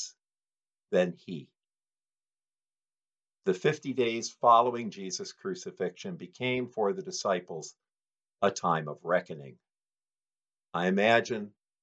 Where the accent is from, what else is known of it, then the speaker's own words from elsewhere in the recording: Detroit, Michigan, United States; moved away; I was born in Detroit